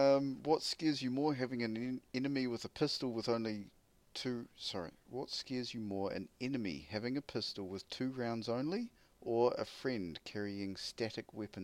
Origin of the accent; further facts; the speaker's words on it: New Zealand; I'm from New Zealand, mate.